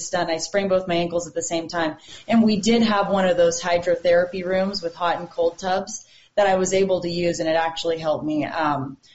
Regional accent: El Dorado Hills, California, United States; moved away as an adult; now in Bozeman, United States; Small town outside of Sacramento called El Dorado Hills

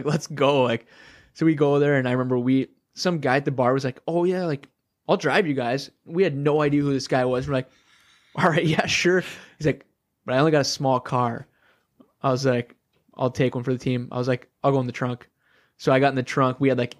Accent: Minnesota, United States; growing up in Minnesota

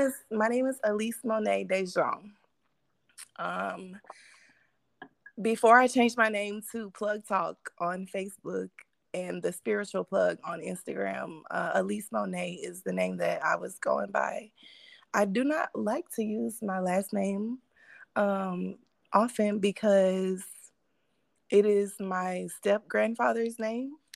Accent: Mississippi, United States; now in Phoenix, United States; I grew up in Mississippi, so I'm a Southern Belle

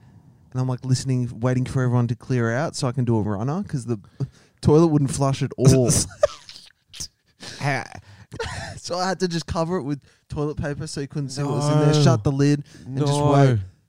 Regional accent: Sweden; I'm from Sweden.

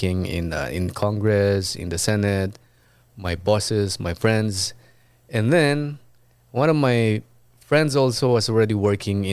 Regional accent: Abra, Cordillera Administrative Region, Philippines; moved away as an adult; now in Los Angeles, United States; I'm from Abra

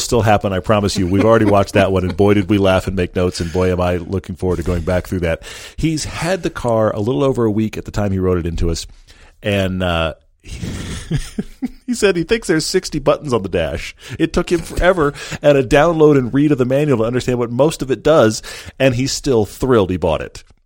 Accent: Texas, United States; I grew up in Texas.

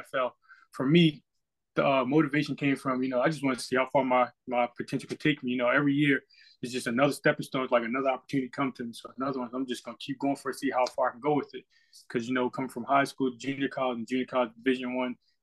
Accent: Maryland, United States; I'm from Maryland.

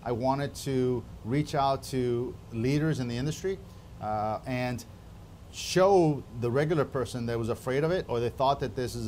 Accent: Miami, Florida, United States; I grew up in Miami in the 80s

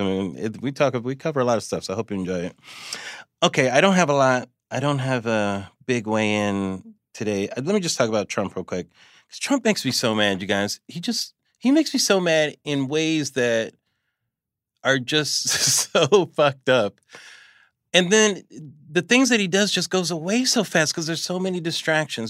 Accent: California, United States; I'm from California

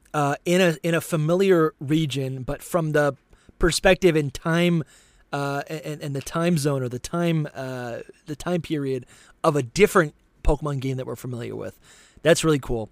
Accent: New Hampshire, United States; I grew up in New Hampshire

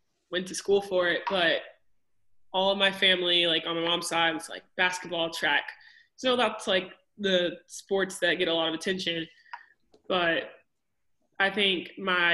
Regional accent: Grand Prairie, Texas, United States; also born or lived in Austin, Texas; I'm from Grand Prairie, Texas. It's pretty much Dallas.

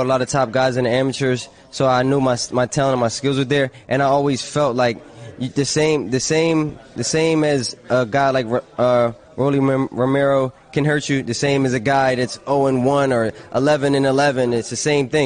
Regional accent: Philadelphia, Pennsylvania, United States; my hometown crowd. I haven't fought in Philly in a long time

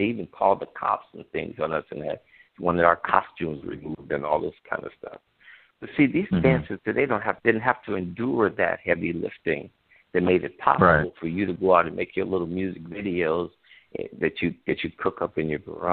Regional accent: Chicago, Illinois, United States; I grew up in Chicago, Illinois, during the Civil Rights Movement

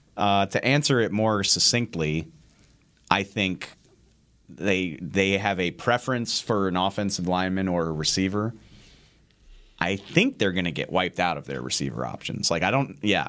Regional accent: New Orleans, Louisiana, United States; I grew up in New Orleans

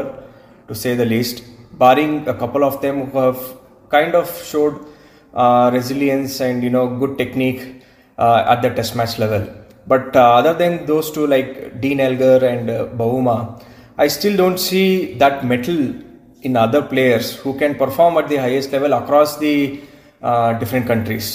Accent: India; growing up in India

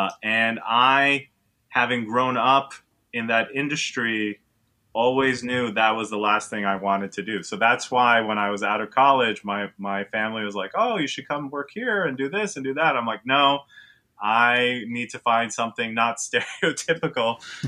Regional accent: Israel; now in New York City, United States; So to add to that is I'm from New York City. I grew up in Israel, and the whole time I lived in Israel, all I wanted to do was move back to New York. So I'm a true New Yorker.

